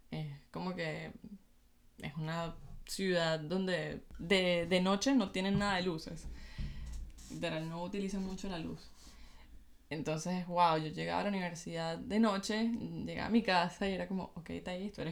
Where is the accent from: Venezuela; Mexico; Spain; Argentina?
Venezuela; Valencia, Carabobo; moved away as an adult; also born or lived in Caracas, Venezuela; nací en Caracas, viví en Valencia